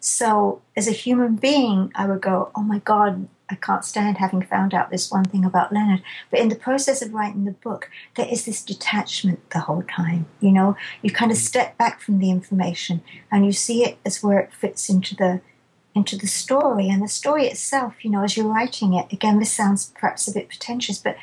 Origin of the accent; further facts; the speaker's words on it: England, United Kingdom; I'm too English